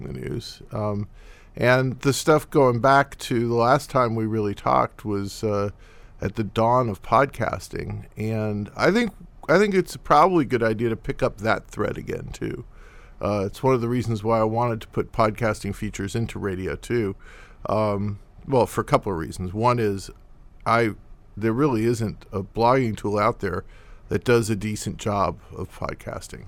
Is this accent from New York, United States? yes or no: yes; New York, United States; I'm from New York, and it's a hard place to move